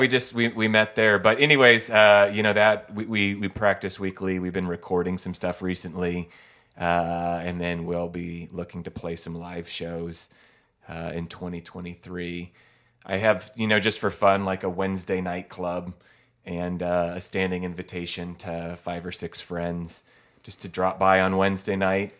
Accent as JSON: {"language": "English", "town": "Eugene", "region": "Oregon", "country": "United States", "tie": "born or raised there", "said": "growing up in Eugene or on the West Coast"}